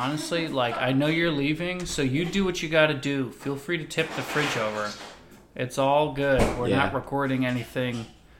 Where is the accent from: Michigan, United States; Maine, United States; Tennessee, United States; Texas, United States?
Texas, United States; I was born in Texas